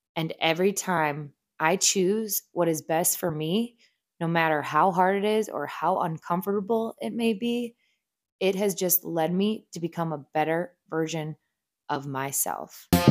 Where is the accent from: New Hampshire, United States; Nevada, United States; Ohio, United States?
Ohio, United States; Northeast; moved away as an adult; also born or lived in North Carolina; I am originally from a small town in Northeast Ohio